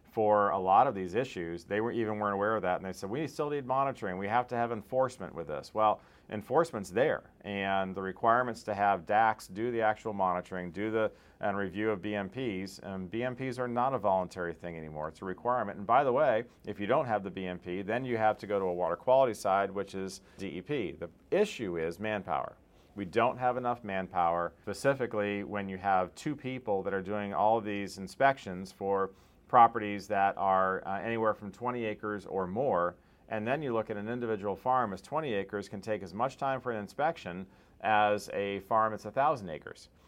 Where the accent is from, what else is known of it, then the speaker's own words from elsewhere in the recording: Stuart, Florida, United States; my hometown. It's Stuart, Florida